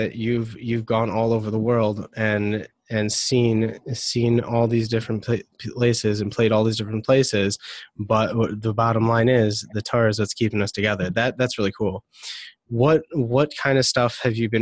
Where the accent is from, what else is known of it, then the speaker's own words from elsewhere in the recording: Detroit, Michigan, United States; I'm from Detroit